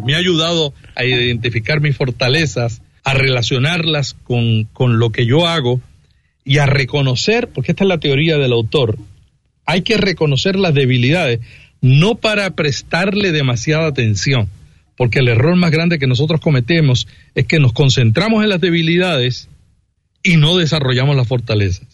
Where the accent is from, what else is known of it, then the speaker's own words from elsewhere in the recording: Santa Isabel, Puerto Rico; Yo vengo de un pueblito en Puerto Rico que se llama Santa Isabel, 19 mil habitantes, muy pequeño